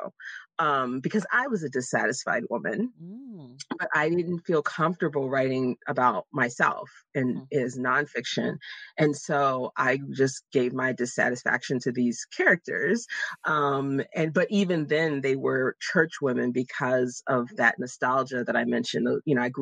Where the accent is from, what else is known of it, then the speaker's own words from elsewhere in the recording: Jacksonville, Florida, United States; moved away as an adult; now in Pittsburgh, United States; I was born and raised in Jacksonville, Florida.